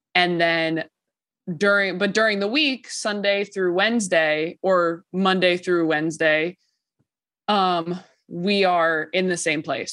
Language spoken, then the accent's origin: English; California, United States; I'm from California